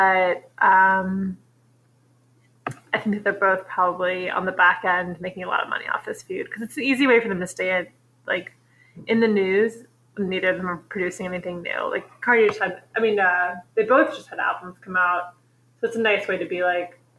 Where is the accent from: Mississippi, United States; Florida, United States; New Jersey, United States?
New Jersey, United States; tell them we're from Jersey.